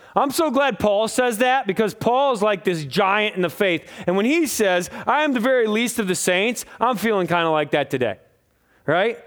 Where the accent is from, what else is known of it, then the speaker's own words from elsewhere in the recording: United States; I'm from America